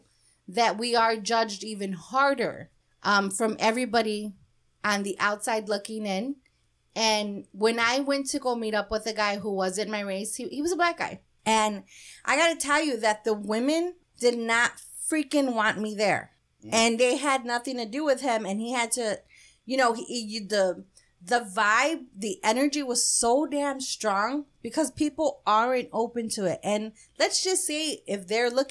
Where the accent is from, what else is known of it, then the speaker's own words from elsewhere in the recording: Chicago, Illinois, United States; we're from Chicago